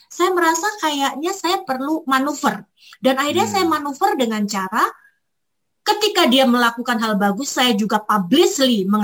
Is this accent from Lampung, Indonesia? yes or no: no; Malang, East Java, Indonesia; saya orang Arema, orang Jawa, orang Indonesia, tapi saya pengen berkiblat kayak orang-orang bule.